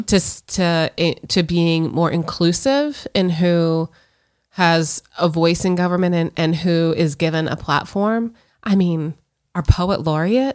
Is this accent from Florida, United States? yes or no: yes; Florida, United States; both born and raised in Florida